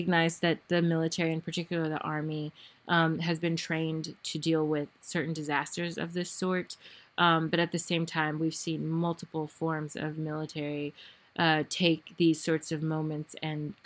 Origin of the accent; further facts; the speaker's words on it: United States; I am American from the United States. I know my people